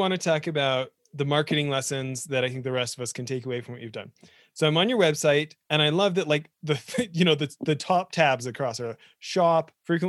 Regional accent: Western Canada, Canada; I grew up in Western Canada

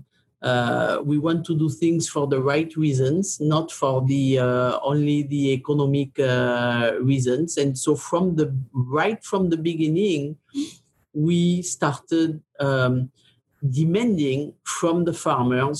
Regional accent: Gascony, Nouvelle-Aquitaine, France; moved away; I come from Southwest France. Gascogne is the name of the province, of the region there.

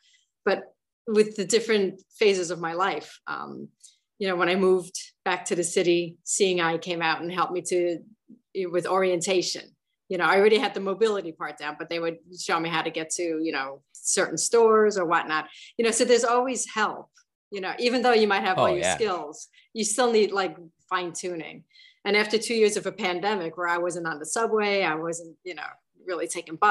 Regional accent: New York City, New York, United States; I'm from the Bronx

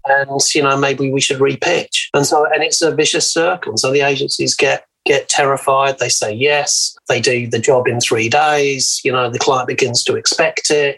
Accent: England, United Kingdom; now in Australia; being English, came out of the Thatcher years in the UK

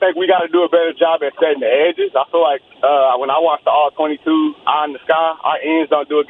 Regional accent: Dallas, Texas, United States; moved away; I'm actually from Dallas, but I moved here like a year ago.

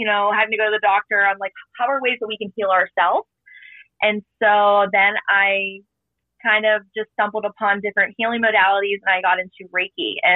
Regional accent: Canfield, Ohio, United States; I'm from Ohio, Canfield, Ohio, like near Youngstown area

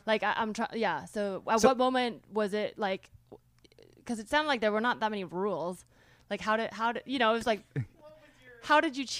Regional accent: California, United States; we had GATE in California

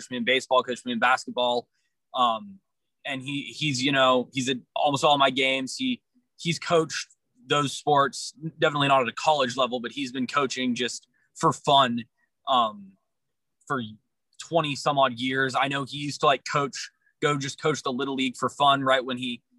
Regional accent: Austin, Texas, United States; I was born in Austin, actually, and I've been here whole life

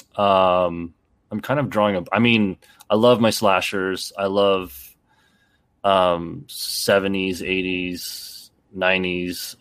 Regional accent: Canada; also born or lived in Toronto; I grew up in a small town, so I'm from Canada, actually, um, and, uh, I had moved to Toronto, um, in my late teens

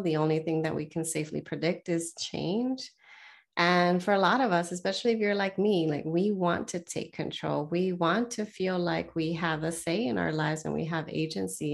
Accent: Southern California, United States; moved away; I was born and raised in the Southern California area

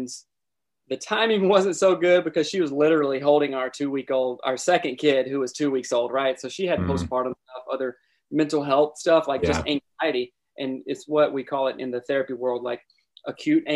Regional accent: South Carolina, United States; moved away as an adult; also born or lived in Seattle, Washington; I'm originally from South Carolina and, moved out to Seattle, with my friends.

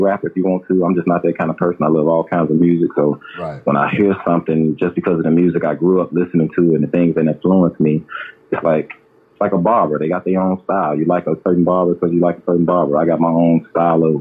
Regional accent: the South, United States; I was from the South

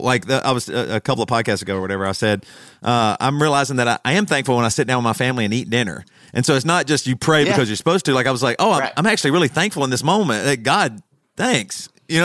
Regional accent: the South, United States; I grew up evangelical in the South

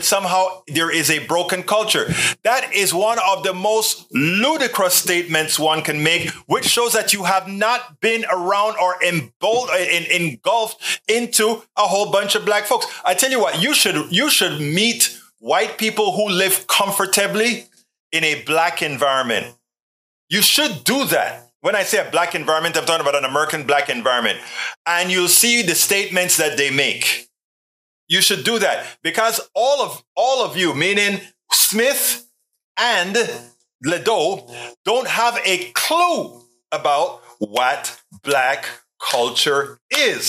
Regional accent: Panama; I am from Panama. I'm a Black person from Panama.

